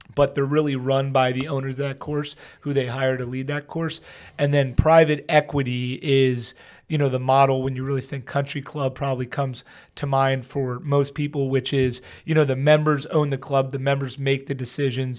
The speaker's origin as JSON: {"language": "English", "region": "Pennsylvania", "country": "United States", "said": "I'm from Pennsylvania"}